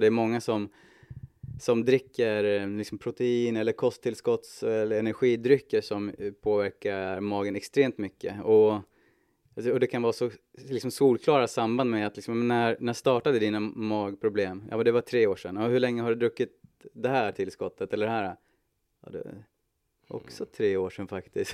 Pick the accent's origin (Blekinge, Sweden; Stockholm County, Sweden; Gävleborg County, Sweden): Gävleborg County, Sweden; Hudiksvall; jag är född och uppvuxen i Hudiksvall.